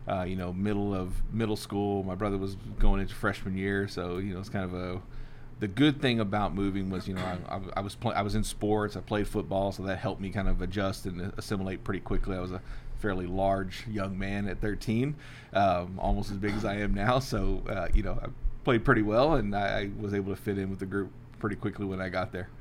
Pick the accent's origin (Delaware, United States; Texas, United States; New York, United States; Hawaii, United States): Texas, United States; Pasadena; also born or lived in Lorena, Texas; I was born in Houston, so Pasadena, Texas, the South South Houston area. Uh, I've lived in Texas my entire life